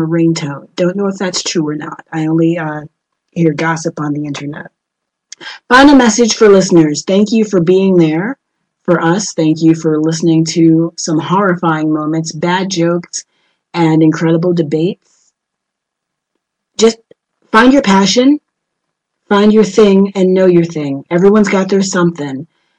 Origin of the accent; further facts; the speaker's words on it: New Orleans, Louisiana, United States; moved away as an adult; now in Madrid, Spain; I'm from New Orleans